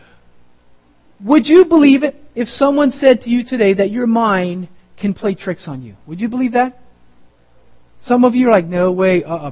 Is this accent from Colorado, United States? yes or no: yes; Colorado, United States; I grew up in Colorado